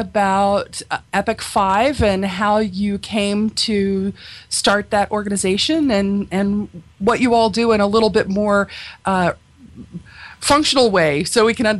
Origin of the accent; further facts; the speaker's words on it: Pennsylvania, United States; I'm from Pennsylvania, so we pronounce it Long Island.